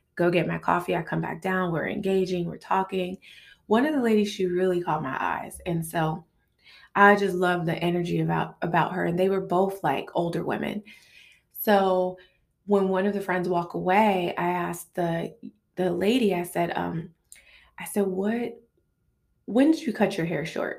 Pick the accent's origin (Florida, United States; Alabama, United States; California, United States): California, United States; Los Angeles; I'm from South Central L A. I live in this part of L A.